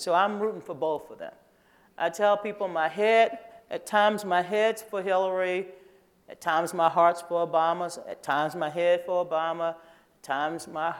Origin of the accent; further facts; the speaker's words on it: Kenner, Louisiana, United States; moved away; also born or lived in New Orleans; I grew up right adjacent to the river in a little small town outside of New Orleans called Kenner. I was born in New Orleans, and my parents moved out to Kenner